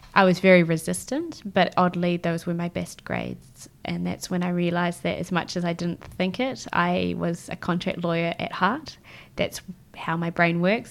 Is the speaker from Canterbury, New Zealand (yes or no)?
yes; Christchurch, Canterbury, New Zealand; moved away as an adult; also born or lived in Israel / West Coast, United States / France / Melbourne; now in Tokyo, Japan; I grew up in Christchurch, but I was actually born in Israel